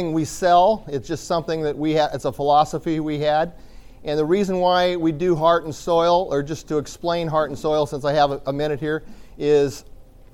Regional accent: Eastern Washington, United States; I am from Washington State, and I am from the dry side of Washington. So I'm from Eastern Washington

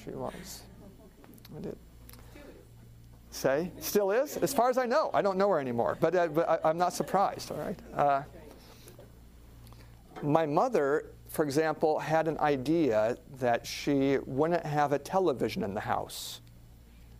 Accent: Alaska, United States; I grew up in Alaska.

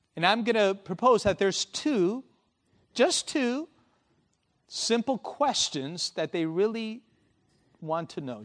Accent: Argentina; I was born in Argentina

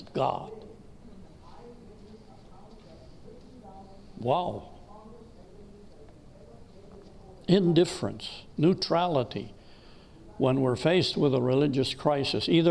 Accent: United States; I'm an American. I love my country.

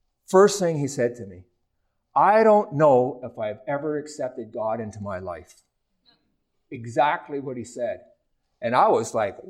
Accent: Ontario, Canada; moved away; my hometown last year in Ontario

